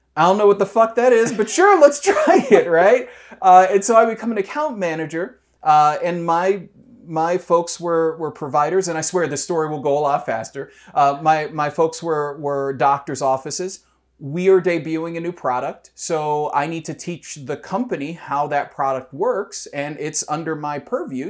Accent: Detroit, Michigan, United States; moved away as an adult; now in Columbus, United States; I'm from Detroit. Uh, uh, there are lots of things that could be said about Detroit, um, but I remember a, a, community that was incredibly vibrant when I was growing up

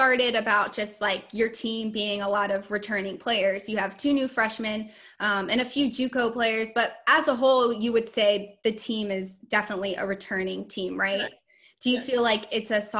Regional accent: North Carolina, United States; I'm from North Carolina

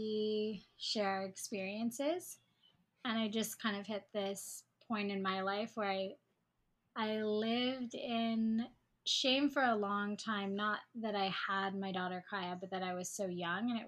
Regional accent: Hawaii, United States; I live on Oahu. I was born and raised in Hawaii.

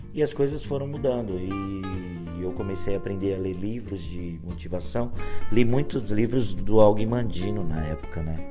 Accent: Brazil; eu sou brasileiro

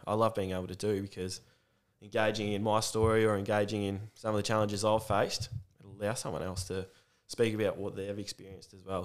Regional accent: Warragul, Victoria, Australia; I grew up here in Warrigal, it's the main town

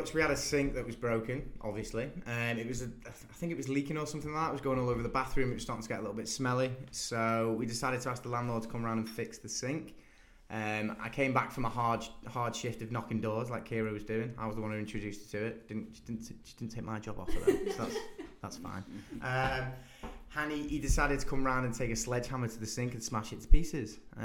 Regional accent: Southport, North West England, United Kingdom; moved away as an adult; also born or lived in United States; I'm from Southport.

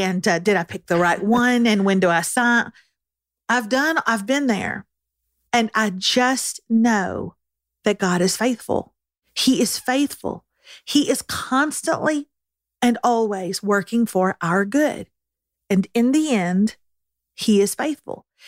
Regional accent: Texas, United States; as a Texan

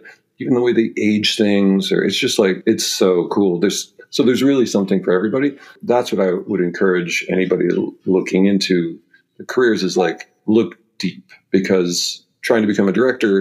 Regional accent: Los Angeles, California, United States; I grew up in LA in Venice Beach, four blocks from the water

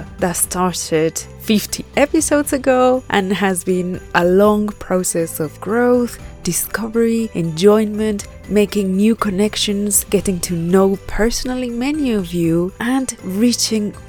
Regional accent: Mexico; I come from Mexico

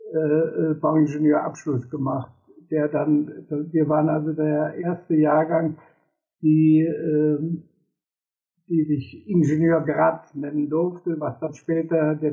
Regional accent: Cologne, North Rhine-Westphalia, Germany; moved away as an adult; Ich bin dann im Großraum

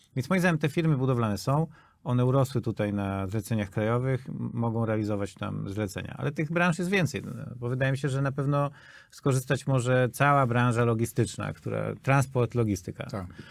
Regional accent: Poland

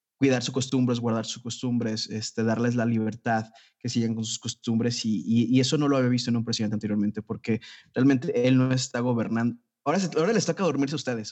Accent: Jalisco, Mexico; aquí en mi tierra, Jalisco

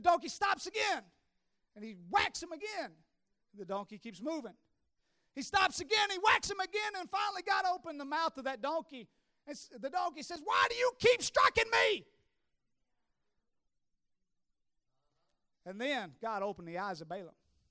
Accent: Tennessee, United States; I'm from Tennessee

